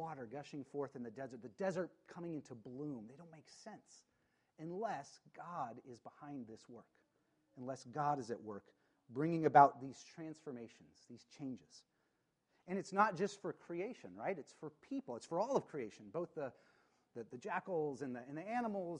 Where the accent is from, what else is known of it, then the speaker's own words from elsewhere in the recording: Spokane, Washington, United States; I grew up in Spokane